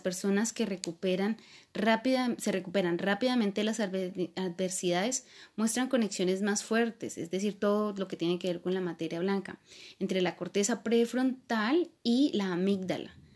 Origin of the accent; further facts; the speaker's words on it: Colombia; soy colombiana